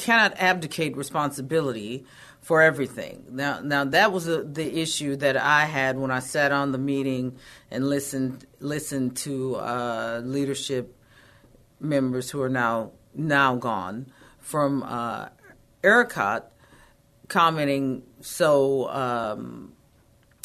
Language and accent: English; Texas, United States; I'm pretty independent and feisty. I think that is a part of being a Texan